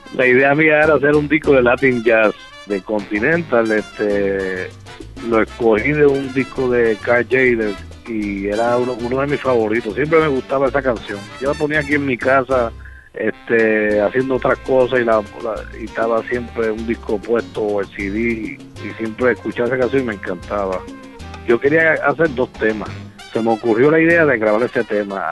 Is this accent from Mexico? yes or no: no; Puerto Rico; also born or lived in Bridgeport, Connecticut, United States; Yo nací en, en Bridgeport, eh, en el estado de Connecticut. Tuve hasta los nueve años ahí que mis padres deciden mudarse hacia Puerto Rico